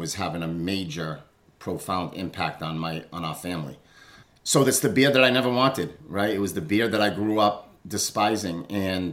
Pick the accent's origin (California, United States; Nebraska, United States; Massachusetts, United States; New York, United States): Massachusetts, United States; Fall River; I'm from Fall River, Massachusetts.